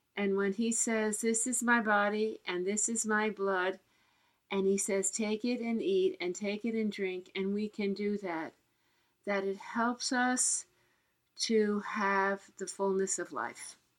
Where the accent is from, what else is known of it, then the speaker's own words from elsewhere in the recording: New York City, New York, United States; I was born in Queens, uh, New York